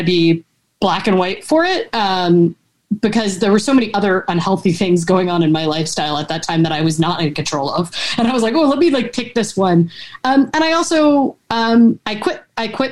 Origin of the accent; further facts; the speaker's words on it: Cincinnati, Ohio, United States; I'm from Cincinnati